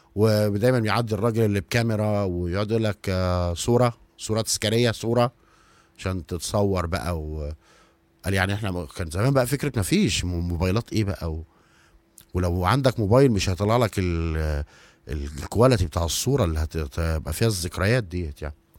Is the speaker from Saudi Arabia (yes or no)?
no; Egypt; إحنا كمصريين